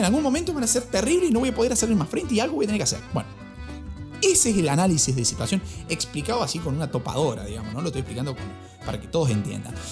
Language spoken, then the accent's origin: Spanish; Argentina